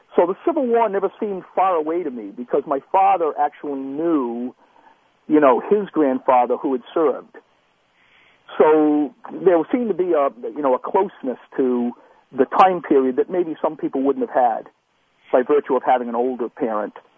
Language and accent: English; Pawtuxet, Rhode Island, United States; I grew up in Rhode Island.